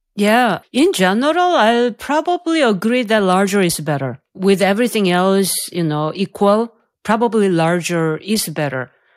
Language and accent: English; South Korea; moved away; I'm from South Korea